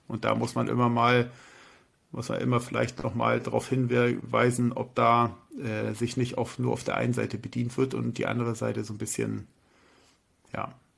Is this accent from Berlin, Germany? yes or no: no; Hamburg, Germany; bei uns in Hamburg